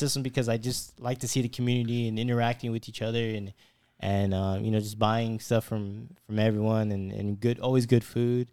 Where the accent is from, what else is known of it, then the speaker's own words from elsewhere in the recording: Fresno, California, United States; moved away; I'm not a local myself. I'm from Fresno.